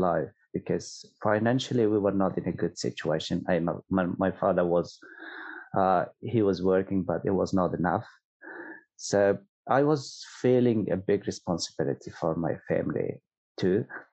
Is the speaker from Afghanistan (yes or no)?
yes; Kabul, Afghanistan; English is a second language; moved away as an adult; also born or lived in Pakistan; now in Australia; I was born in Kabul, and my father and my mom, they both grown in Kabul, and they were sort of, that was their home